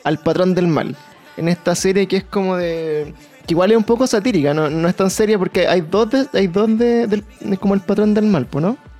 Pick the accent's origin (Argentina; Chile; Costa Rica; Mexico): Chile; para nosotros como chilenos